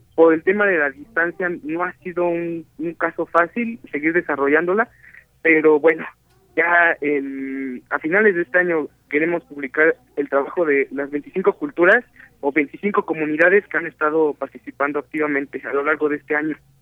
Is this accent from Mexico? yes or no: yes; Mexico; first language Spanish; nuestra lengua madre de muchos mexicanos